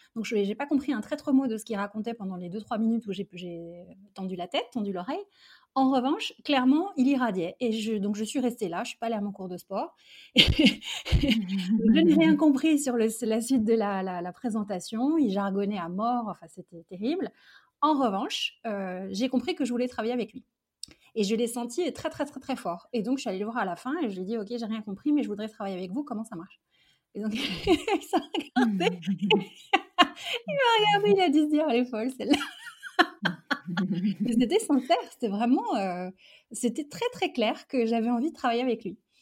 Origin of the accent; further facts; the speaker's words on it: Charenton-le-Pont, Île-de-France, France; also born or lived in Algeria; Je suis venue en France avec mes parents et mon frère quand j'avais 4 ans. Mmh euh, et donc j'ai fait toute ma scolarité euh, ici, en, proche banlieue parisienne